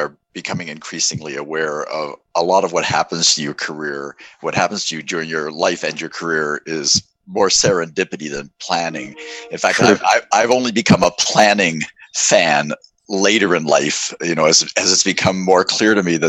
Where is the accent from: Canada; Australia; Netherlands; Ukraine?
Canada; Halifax, Nova Scotia; moved away as an adult; also born or lived in Toronto / Boston; So I grew up in Halifax, Nova Scotia